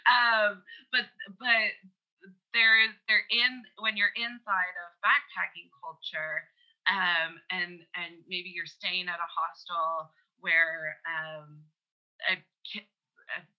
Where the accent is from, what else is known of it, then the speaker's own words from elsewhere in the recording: Canada; we're both Canadian as well